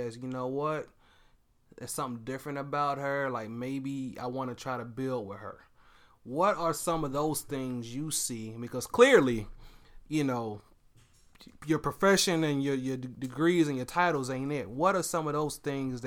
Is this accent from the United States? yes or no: yes; the South, United States; growing up in the South